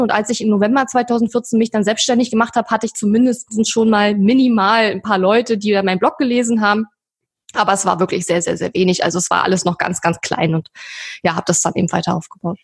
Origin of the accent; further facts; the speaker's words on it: eastern Germany, Germany; ich komme aus dem Osten, bin im Osten geboren